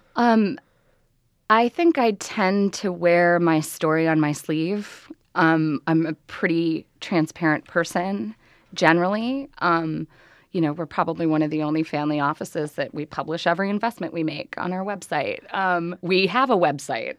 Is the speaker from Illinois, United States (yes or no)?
yes; Chicago, Illinois, United States; I grew up in Chicago